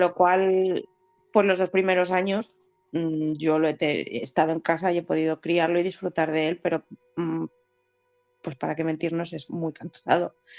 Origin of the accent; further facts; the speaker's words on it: Spain; moved away as an adult; now in United Kingdom; los dos somos españoles